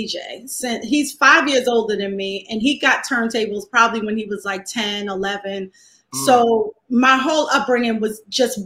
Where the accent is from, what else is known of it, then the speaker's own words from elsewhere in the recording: New York City, New York, United States; Born and raised in Fort Greene.